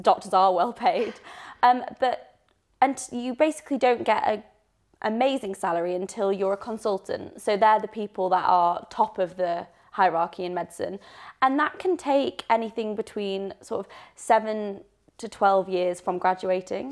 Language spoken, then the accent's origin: English; Leeds, Yorkshire and the Humber, United Kingdom; moved away; also born or lived in Birmingham; I'm originally from Leeds, so I'm a Northern gal